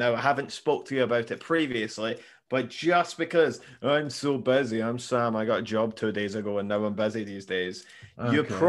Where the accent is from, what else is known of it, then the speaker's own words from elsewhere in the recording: Scotland, United Kingdom; I'm Scottish.